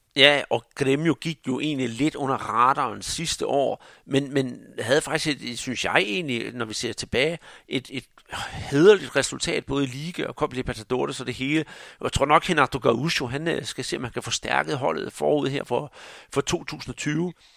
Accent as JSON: {"language": "Danish", "country": "Denmark"}